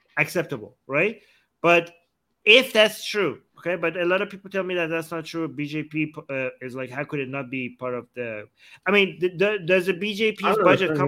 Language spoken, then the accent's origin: English; Canada; I'm Canadian